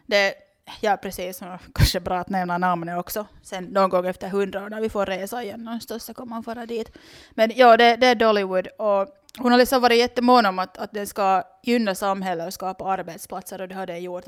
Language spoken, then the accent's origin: Swedish; Loviisa, Uusimaa, Finland; jag är ju från Lovisa så jag är liksom helt uppvuxen med det här